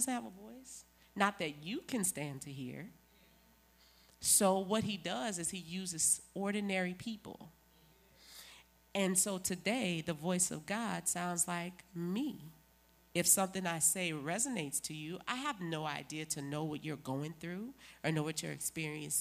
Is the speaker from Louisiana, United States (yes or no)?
yes; New Orleans, Louisiana, United States; moved away; I'm from New Orleans